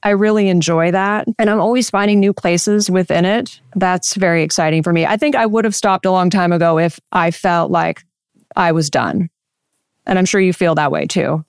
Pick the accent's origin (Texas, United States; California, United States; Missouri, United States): California, United States; Central Coast; growing up on the Central Coast